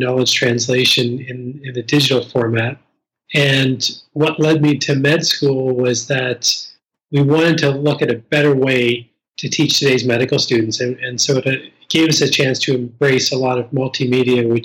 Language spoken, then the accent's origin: English; East Coast Canada, Atlantic Canada, Canada; moved away; growing up on the East Coast